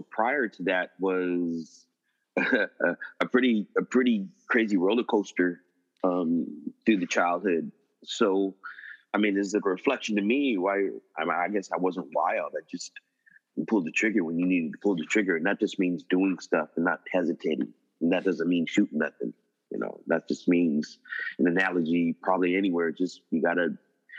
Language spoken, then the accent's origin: English; San Francisco, California, United States; I grow up in the mission